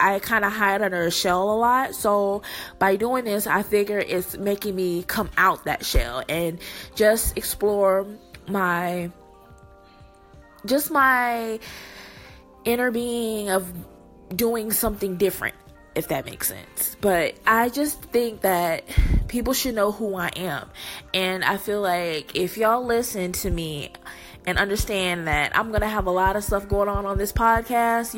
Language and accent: English; Texas, United States; I am born in Texas